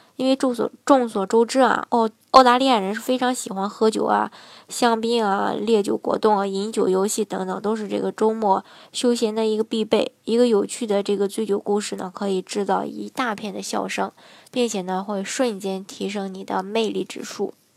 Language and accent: Chinese; China; 作为一个中国人